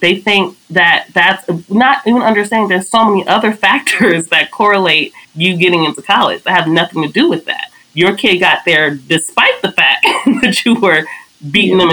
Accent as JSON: {"language": "English", "town": "Los Angeles", "region": "California", "country": "United States", "said": "I'm from South Central Los Angeles."}